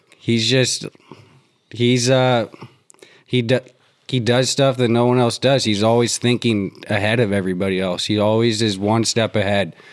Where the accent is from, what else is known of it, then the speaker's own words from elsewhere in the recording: Durham, North Carolina, United States; I grew up in Durham